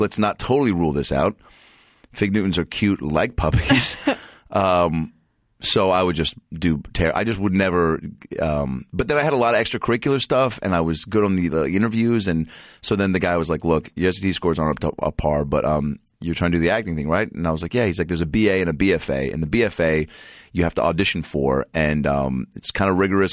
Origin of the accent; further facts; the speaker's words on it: Seattle, Washington, United States; moved away; I grew up in the Pacific Northwest